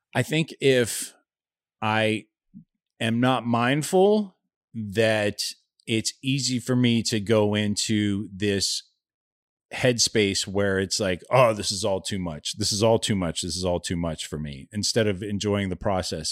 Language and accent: English; Youngstown, Ohio, United States; I grew up in Youngstown, Ohio in the seventies